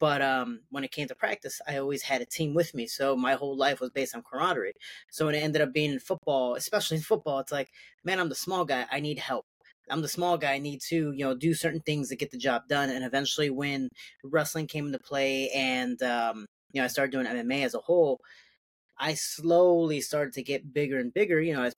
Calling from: Chicago, Illinois, United States; I'm actually finally back home. Chicago got back yesterday

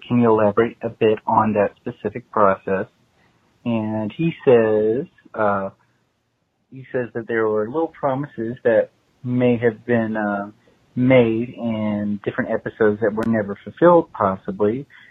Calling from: Texas, United States; I'm calling from Texas

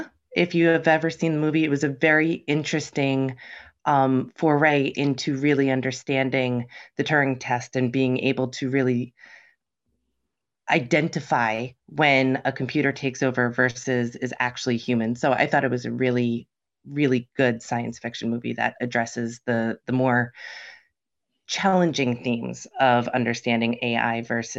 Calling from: Newbury, South East England, United Kingdom; I'm calling from my home in Newbury at this exact moment, halfway between Swindon and London

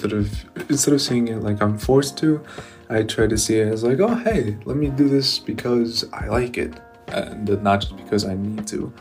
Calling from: San Jose, California, United States; I'm calling from San Jose, California

